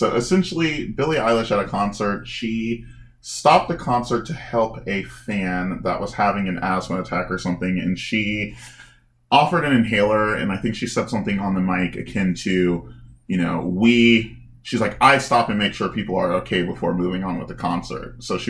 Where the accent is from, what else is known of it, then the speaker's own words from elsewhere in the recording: Chicago, Illinois, United States; I'm from Chicago